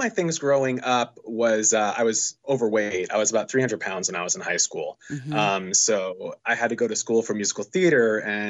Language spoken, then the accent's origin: English; Charleston, South Carolina, United States; also born or lived in Los Angeles; I'm from Charleston. So, you know, and it's I grew up here